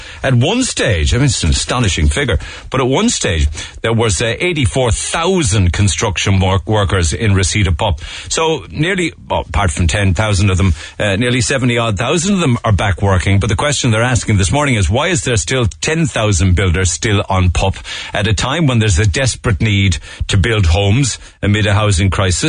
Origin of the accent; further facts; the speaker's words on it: Ireland; And we should be very proud as Irish people people